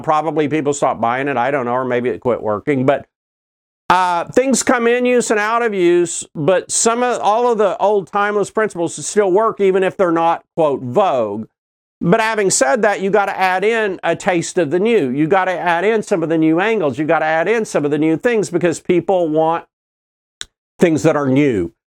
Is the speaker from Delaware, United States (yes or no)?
no; Oklahoma City, Oklahoma, United States; I grew up in Oklahoma City